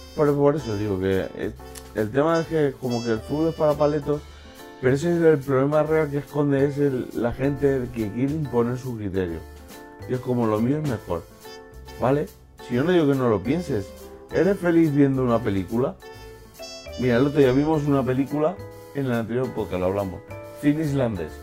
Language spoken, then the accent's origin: Spanish; Valencian Community, Spain; moved away; siento valenciano, me siento del Valencia